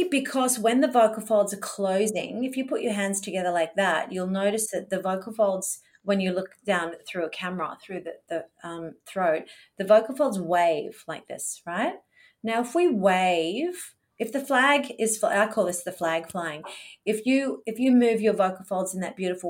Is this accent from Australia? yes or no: yes; Australia; accent: Australian; Well, yeah, I'm the Australian accent.